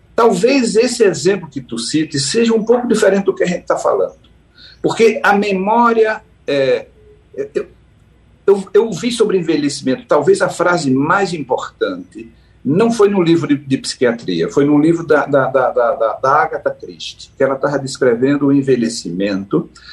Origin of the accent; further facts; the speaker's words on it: Caruaru, Pernambuco, Brazil; Eu sou de Caruaru, né? eu sou, nasci em Caruaru, mas meus pais são de Camusim de São Félix